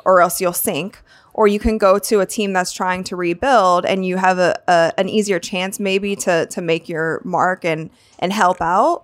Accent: Akron, Ohio, United States; I'm from Akron, Ohio.

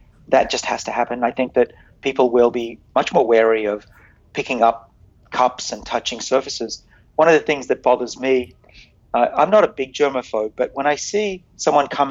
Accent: United States; I'm American.

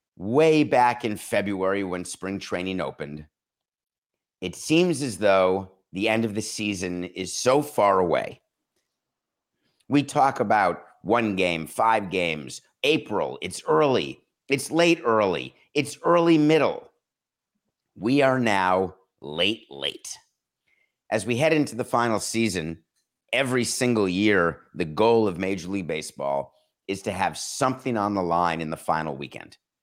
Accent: Milwaukee, Wisconsin, United States; the city of Milwaukee, my hometown, birth town

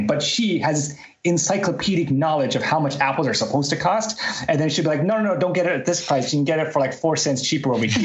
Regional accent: Canada; I grew up in Canada

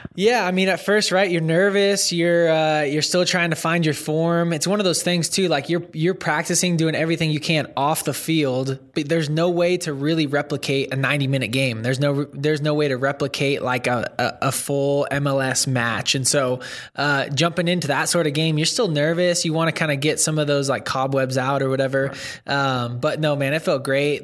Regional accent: Northern California, United States; moved away as an adult; also born or lived in Santa Monica, California; now in Dallas, United States; so I grew up in Northern California and then lived in Southern California, like Santa Monica, for a while

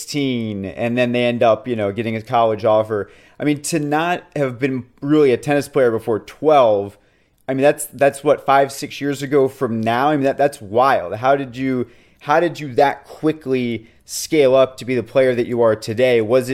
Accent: Atlanta, Georgia, United States; moved away as an adult; also born or lived in Gainesville, Florida; I'm from Atlanta and then went to UF

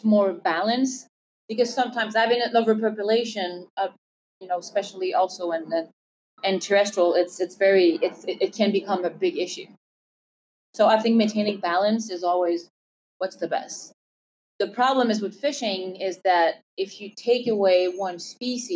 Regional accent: Montreal, Quebec, Canada; moved away as an adult; also born or lived in London; I'm from Montreal, Canada

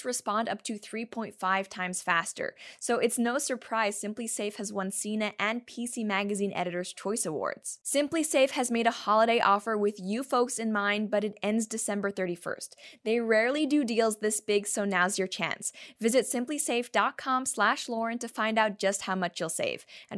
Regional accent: Canada; I'm a Canadian

